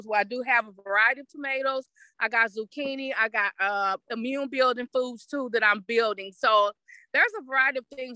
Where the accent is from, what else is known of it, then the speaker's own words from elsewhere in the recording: East St. Louis, Illinois, United States; I'm right here from East St. Louis